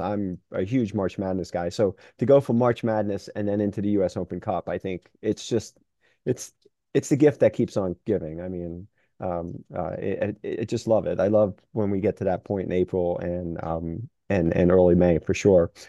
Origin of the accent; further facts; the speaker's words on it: New York City, New York, United States; I grew up in New York City area